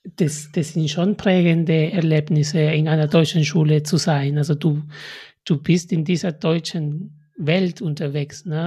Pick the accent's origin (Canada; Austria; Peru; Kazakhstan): Peru; now in Germany; meine Mutter hat immer gehofft, dass ich nach Peru zurückkomme